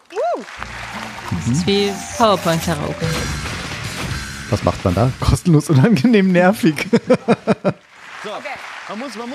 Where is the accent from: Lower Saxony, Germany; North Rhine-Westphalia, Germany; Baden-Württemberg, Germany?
Lower Saxony, Germany; Oldenburg; Oldenburg in meiner Heimat.